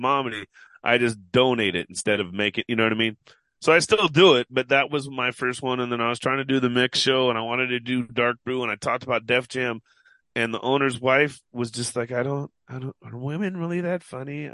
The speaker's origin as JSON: {"language": "English", "town": "Seattle", "region": "Washington", "country": "United States", "said": "I'm from Seattle."}